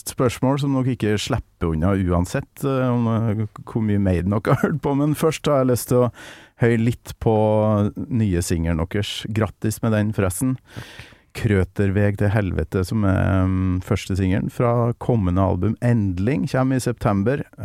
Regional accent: Kolvereid, Trøndelag, Norway; Kolvereid, da, der jeg mm. kommer ifra.

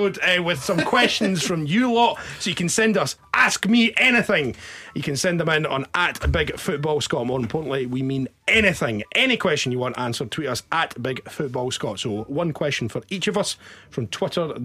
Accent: Dunfermline, Scotland, United Kingdom; moved away; also born or lived in Glasgow; I'm from Dunfermline, grew up in Fife. As soon as I moved through to Glasgow

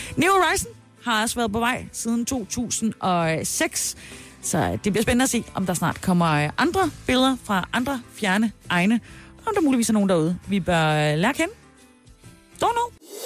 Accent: Southern Jutland, Southern Denmark, Denmark; som sønderjyde, så ved jeg

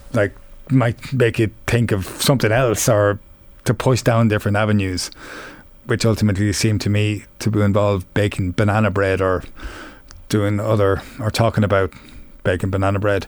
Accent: Offaly, Leinster, Ireland; young and growing up in Offaly

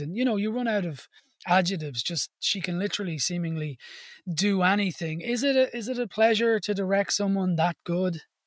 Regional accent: Ireland; part of being Irish

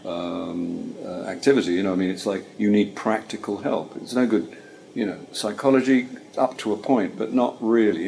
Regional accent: Caterham, South East England, United Kingdom; I grew up in Caterham, which is near Croydon.

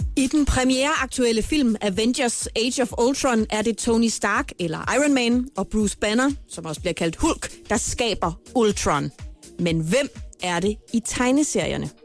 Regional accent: Horsens, Central Denmark Region, Denmark; moved away as an adult; now in Copenhagen, Denmark; min fødeby Horsens

